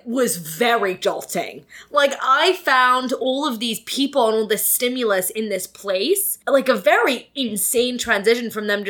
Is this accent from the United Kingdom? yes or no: yes; United Kingdom; I am British